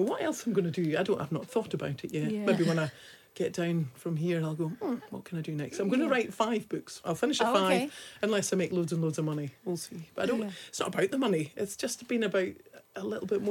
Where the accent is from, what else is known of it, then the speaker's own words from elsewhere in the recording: Scotland, United Kingdom; we're from Scotland